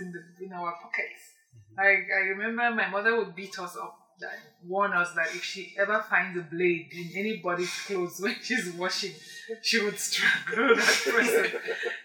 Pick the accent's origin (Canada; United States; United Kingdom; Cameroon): Cameroon; Bamenda, Northwest Region; also born or lived in Bali / Boyo / Banso; I grew up in Bamenda. I was born in Bamenda